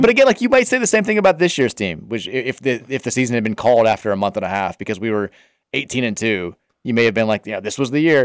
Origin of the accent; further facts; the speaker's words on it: Louisville, Kentucky, United States; I grew up in Brownsboro Farm out there off twenty-two